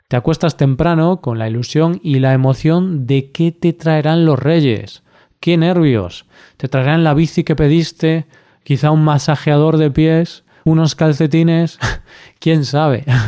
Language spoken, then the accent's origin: Spanish; Galicia, Spain; Galicia, mi tierra